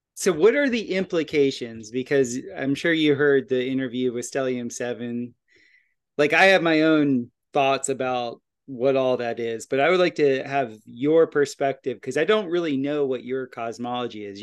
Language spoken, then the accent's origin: English; Florida, United States; I grew up in Florida